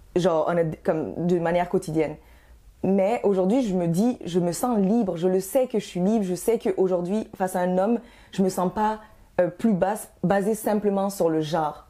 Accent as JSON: {"language": "French", "country": "Canada", "also_born_or_lived": "Guinea", "said": "Je suis d'origine guinéenne, mais ça fait, euh, vingt, vingt-et-un ans que je suis en, au Canada. Donc, je suis canadienne et guinéenne"}